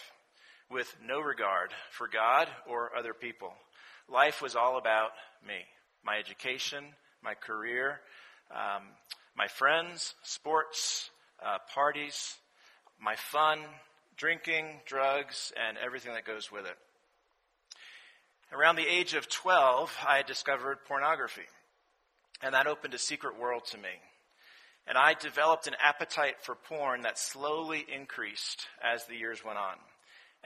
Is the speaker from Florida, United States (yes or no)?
no; Rye, New York, United States; moved away as an adult; also born or lived in Washington, D.C. / North Carolina; now in Atlanta, United States; I'm originally from Rye, New York. It's a small town outside of New York City